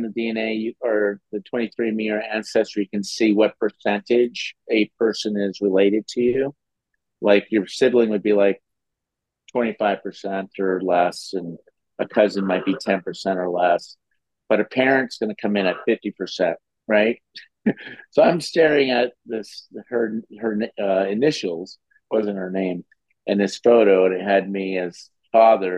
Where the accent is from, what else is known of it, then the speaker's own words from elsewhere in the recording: Minnesota, United States; also born or lived in Cannes, France; now in Nice, France; I grew up in Minnesota